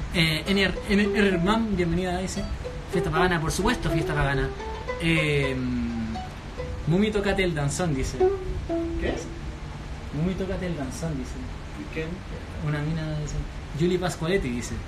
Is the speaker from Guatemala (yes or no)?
no; Chile; somos chilenos